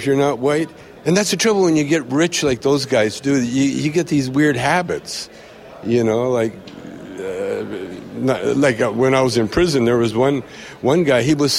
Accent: Canada; And when I say yes, because I'm still Canadian.

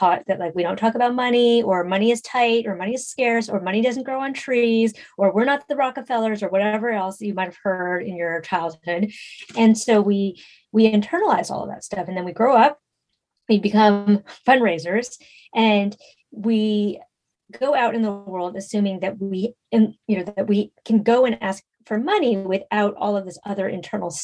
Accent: San Francisco, California, United States; I grew up in San Francisco in the 80s and 90s

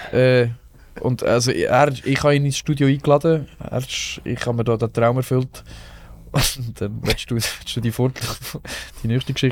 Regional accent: Rotenburg, Germany; ich habe ein Konzert in Rotenburg, von dort, wo ich herkomme, mein erstes Konzert.

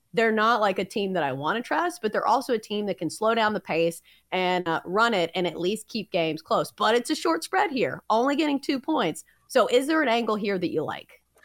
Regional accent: Middle Tennessee, United States; I am from Middle Tennessee

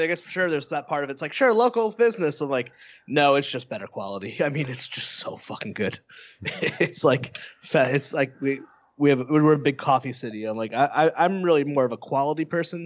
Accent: New England, United States; I grew up in New England

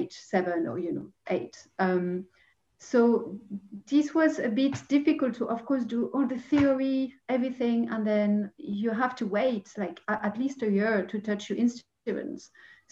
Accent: Paris, Île-de-France, France; English is a second language; growing up in Paris

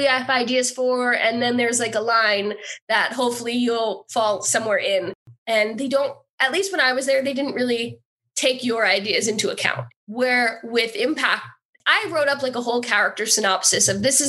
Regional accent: Hackettstown, New Jersey, United States; I was from Hackettstown, New Jersey

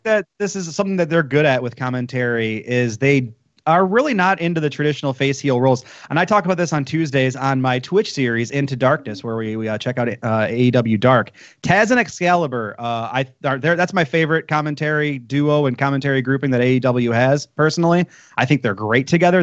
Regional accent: Detroit, Michigan, United States; I'm from Detroit

